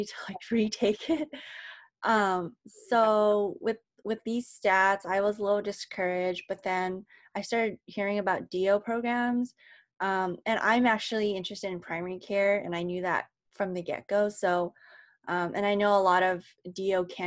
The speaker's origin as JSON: {"language": "English", "town": "Anaheim", "region": "California", "country": "United States", "moved": "as an adult", "lives_now": "Virginia, United States", "said": "I'm from Southern California. More specifically, I'm from Anaheim, which is where Disneyland"}